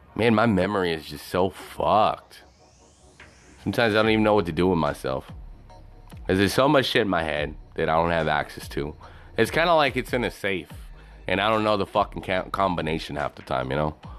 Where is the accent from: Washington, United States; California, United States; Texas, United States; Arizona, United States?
Texas, United States; also born or lived in Dallas; I was born in Texas